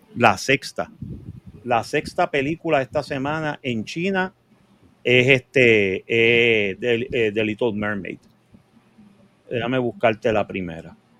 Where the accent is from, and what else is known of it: Puerto Rico